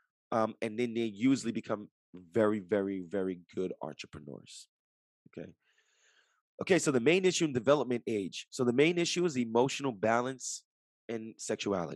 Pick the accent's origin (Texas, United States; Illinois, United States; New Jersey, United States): New Jersey, United States; Jersey City; I'm from Jersey City, right across the Hudson River from New York City.